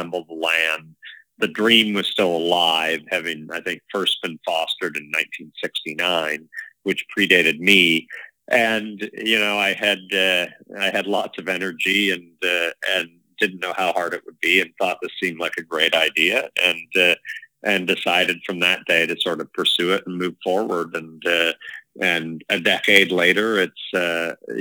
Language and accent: English; Canada; also born or lived in Toronto; now in Inverness, Canada; as a Canadian, let alone in Canada